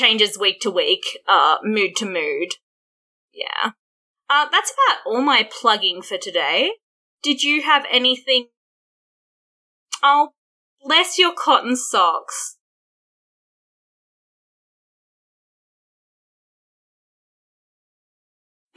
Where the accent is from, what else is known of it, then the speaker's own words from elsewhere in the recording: Australia; accent: Australian; being an Australian